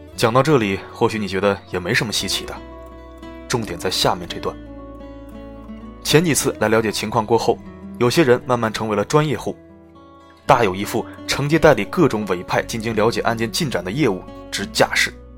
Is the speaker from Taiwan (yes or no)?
no; China; 但是我们中国人喜欢勾心斗角、起内讧啊